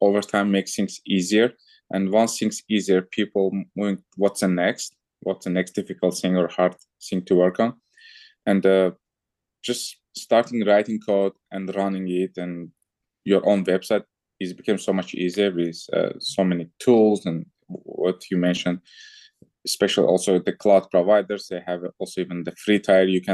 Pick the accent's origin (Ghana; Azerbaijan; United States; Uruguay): Azerbaijan; moved away as an adult; also born or lived in France / Germany; I'm originally from Azerbaijan